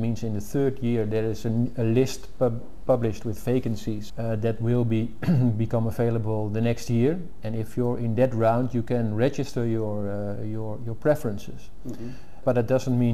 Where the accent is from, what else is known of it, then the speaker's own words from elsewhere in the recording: Uithoorn, North Holland, Netherlands; moved away as an adult; now in United States; I was born in the early 60s in a small place called Uithoorn, which is just south of Amsterdam. I was raised in a small town family with two brothers. I went to school in my village